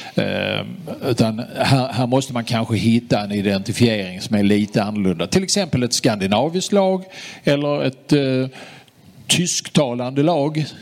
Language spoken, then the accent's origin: Swedish; Sweden; Vi som är svenskar